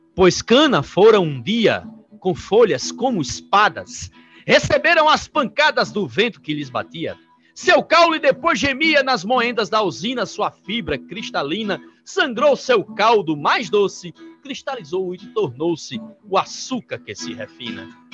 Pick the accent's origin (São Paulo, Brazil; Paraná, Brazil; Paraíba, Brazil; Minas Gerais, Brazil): Paraíba, Brazil; Sobrado; Eu sou aqui de Sobrado, da cidade de Sobrado